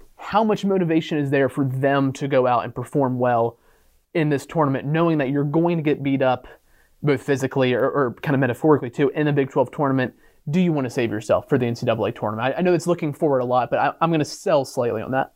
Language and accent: English; Martinsburg, West Virginia, United States; I'm from Martinsburg